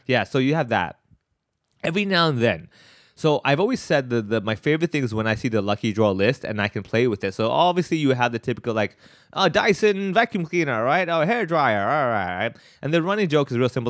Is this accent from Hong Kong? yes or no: yes; Hong Kong; growing up in Hong Kong, going to Chinese schools and everything.